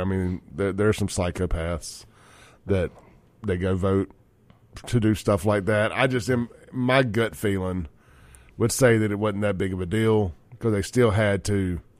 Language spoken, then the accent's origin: English; Jackson, Mississippi, United States; growing up in Byram and South Jackson